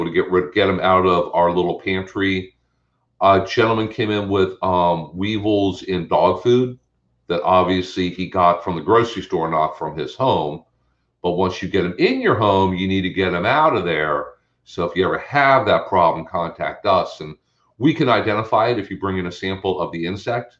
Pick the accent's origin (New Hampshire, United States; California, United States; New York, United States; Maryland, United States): Maryland, United States; now in Florida, United States; when I was a kid growing up in Maryland